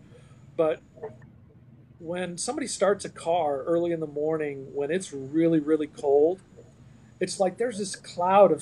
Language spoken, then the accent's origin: English; Iowa, United States; I grew up in Iowa